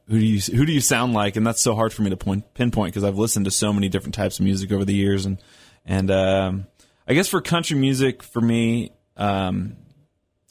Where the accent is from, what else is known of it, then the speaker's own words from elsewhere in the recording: Seattle, Washington, United States; also born or lived in Nashville; I grew up in Seattle, and actually started bouncing back and forth between Seattle and Nashville about 2 years ago